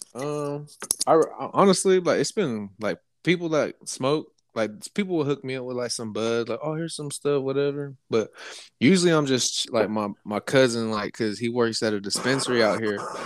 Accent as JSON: {"language": "English", "area": "Lake County", "region": "California", "country": "United States", "also_born_or_lived": "Bay Area, California", "said": "I'm from Lake County."}